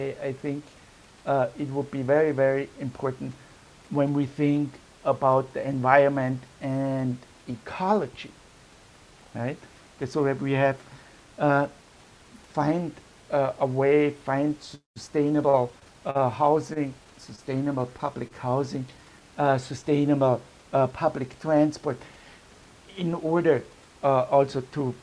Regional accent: Vienna, Austria; I'm from Vienna city in Europe with this long tradition of public housing

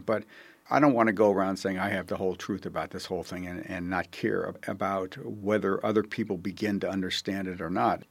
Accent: Buffalo, New York, United States; I come from Buffalo, New York

